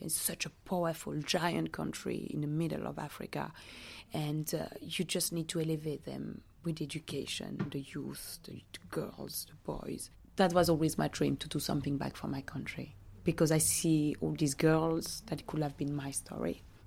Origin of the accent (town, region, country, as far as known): Belgium; born or raised there; also born or lived in Democratic Republic of the Congo